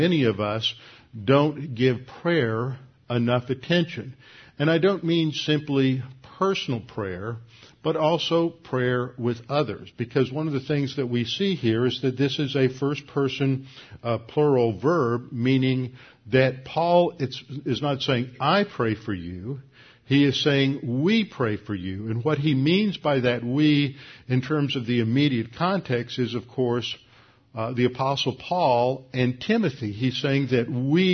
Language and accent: English; Houston, Texas, United States; I grew up here in Houston